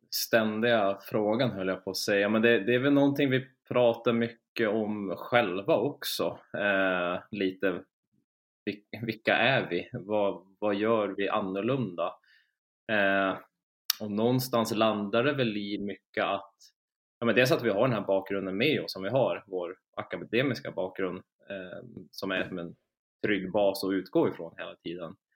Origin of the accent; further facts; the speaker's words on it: Stockholm, Stockholm County, Sweden; moved away as an adult; now in Umeå, Sweden; Från grund och botten från Stockholm. Flyttade upp till Umeå för fem år sedan och började plugga.